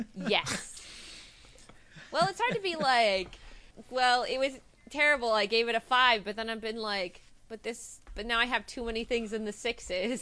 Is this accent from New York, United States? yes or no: no; Anaheim, California, United States; I am from Anaheim area